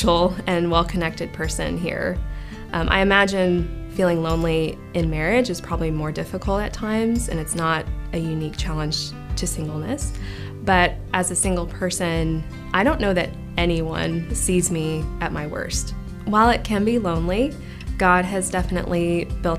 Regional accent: Dallas, Texas, United States; moved away as an adult; now in Austin, United States; I am from the Dallas area, and I moved to Austin in 2006 to go to UT

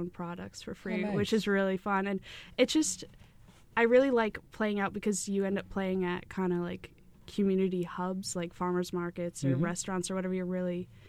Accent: Maine, United States; my family and growing up in Maine

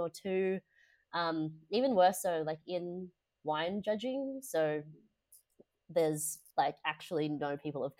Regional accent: Indonesia; moved away; growing up in Indonesia

